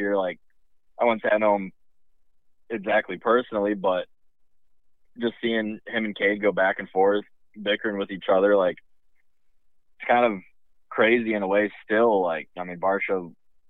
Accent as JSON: {"language": "English", "region": "Michigan", "country": "United States", "tie": "born or raised there", "moved": "as an adult", "lives_now": "North Carolina, United States", "said": "I grew up in Michigan"}